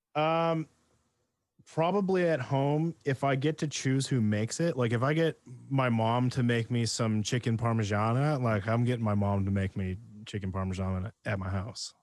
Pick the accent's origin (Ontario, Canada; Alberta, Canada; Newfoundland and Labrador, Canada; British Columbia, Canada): British Columbia, Canada; Penticton; where I grew up in Penticton, we were right in between two lakes